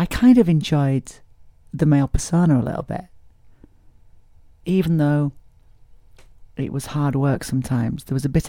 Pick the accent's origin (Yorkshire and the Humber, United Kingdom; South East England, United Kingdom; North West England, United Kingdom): Yorkshire and the Humber, United Kingdom; Barnsley; my hometown of Barnsley